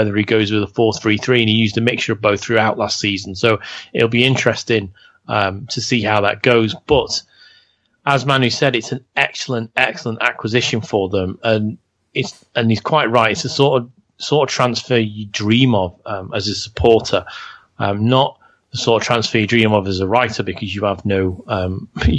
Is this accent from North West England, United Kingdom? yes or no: yes; Liverpool, North West England, United Kingdom; I'm from Liverpool